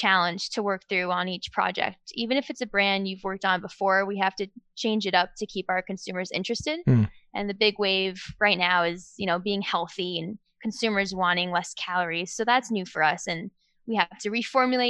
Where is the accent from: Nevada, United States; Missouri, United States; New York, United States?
New York, United States; Westchester; So I grew up in Westchester, New York. I lived in New York all my life